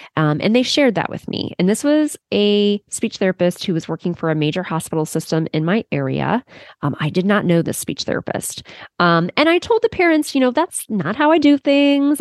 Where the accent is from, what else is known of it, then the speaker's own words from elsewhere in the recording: Cleveland, Ohio, United States; this student actually lived here in my hometown